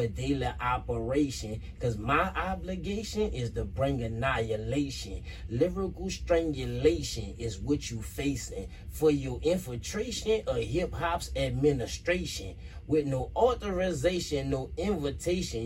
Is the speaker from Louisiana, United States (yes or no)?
yes; New Orleans, Louisiana, United States; I grew up in Dirtzire Housing Projects. That's in the upper Ninth Ward of New Orleans